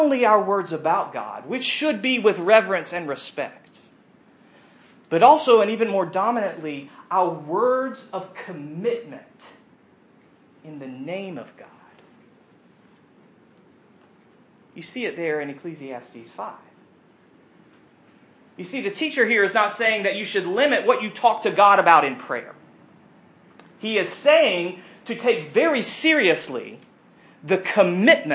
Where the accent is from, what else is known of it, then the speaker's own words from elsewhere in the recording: United States; we as American Christians